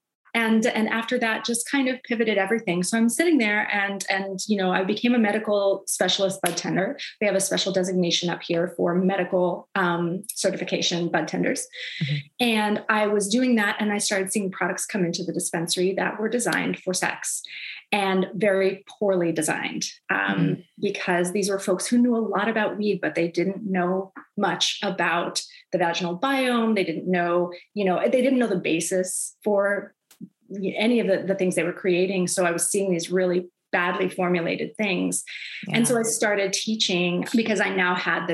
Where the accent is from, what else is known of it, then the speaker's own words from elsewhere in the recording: Florida, United States; now in Seattle, United States; I come from Florida